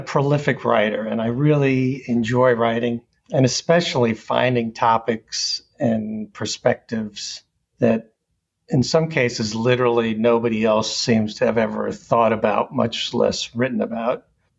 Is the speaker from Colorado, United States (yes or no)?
no; Long Island, New York, United States; also born or lived in Boston / Washington, D.C.; I grew up in New York on Long Island.